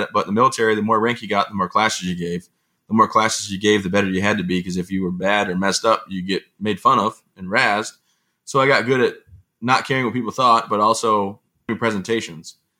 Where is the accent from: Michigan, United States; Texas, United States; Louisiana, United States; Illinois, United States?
Michigan, United States; Vassar; moved away as an adult; I am from the great town, oh, I guess it's city, actually, of Vassar in Vassar, Michigan. You know, I grew up there